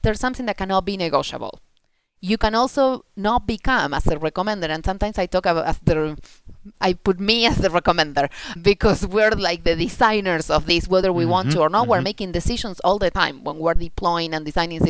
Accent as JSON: {"language": "English", "country": "Argentina", "tie": "born or raised there", "also_born_or_lived": "United States", "first_language": "Spanish", "second_language": "English", "moved": "as an adult", "lives_now": "Netherlands", "said": "I grew up in Argentina, then I mm-hmm. moved to the States, and, mm-hmm. and now I'm in the Netherlands"}